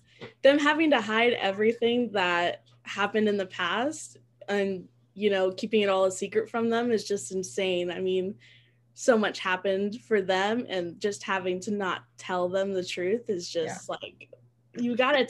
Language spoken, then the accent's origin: English; California, United States; I'm from California, that's about it.